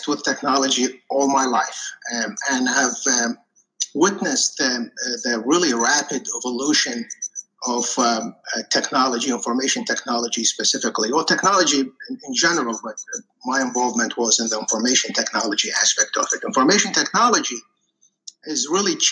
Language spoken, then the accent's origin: English; Iraq; moved away as an adult; now in United States; I was actually born and raised in Iraq